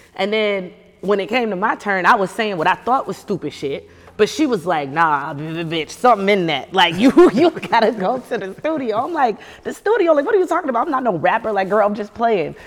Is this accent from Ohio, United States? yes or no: no; Charleston, South Carolina, United States; moved away as an adult; now in Los Angeles, United States; I'm from Charleston